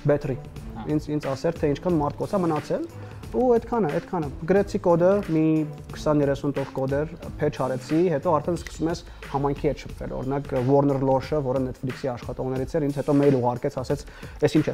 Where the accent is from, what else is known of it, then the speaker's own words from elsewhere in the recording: Syria; moved away; մեծացել եմ Սիրիայում, տեղափոխվել եմ պատերազմից հետո